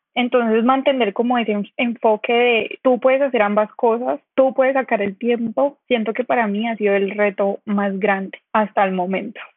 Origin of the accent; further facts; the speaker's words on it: Cali, Valle del Cauca, Colombia; also born or lived in Bogotá; Yo soy de Cali